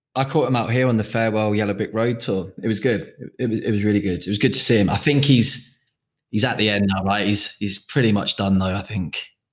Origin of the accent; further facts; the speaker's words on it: Jersey; moved away as an adult; now in Australia; I've been out here for seven years, and I'm originally from Jersey